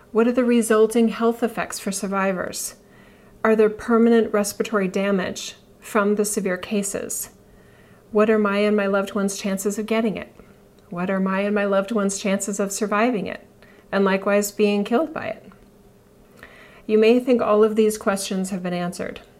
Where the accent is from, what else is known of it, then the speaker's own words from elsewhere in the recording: United States; As an American